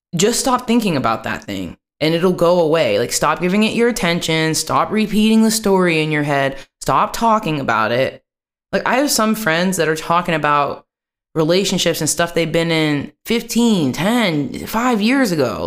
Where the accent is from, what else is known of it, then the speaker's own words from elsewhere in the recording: West Virginia, United States; moved away as an adult; now in Amsterdam, Netherlands; I grew up over in West Virginia around the Christian white people